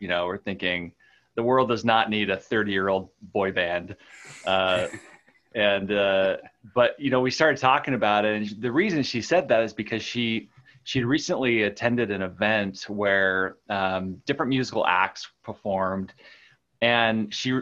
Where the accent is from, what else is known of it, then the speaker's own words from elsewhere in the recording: Utah, United States; also born or lived in Southern California; originally from Southern California, but pretty much grew up in Utah, so I claim Utah as home